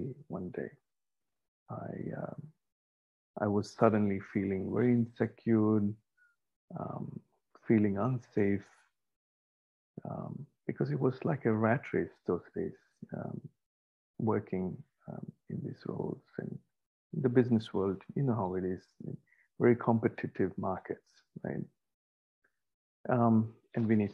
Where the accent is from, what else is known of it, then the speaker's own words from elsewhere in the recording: India; moved away as an adult; also born or lived in Australia; I had to leave India at that time for my postgraduate studies. So I was 20 at this time. And just arriving in Australia, it was my first time outside my home country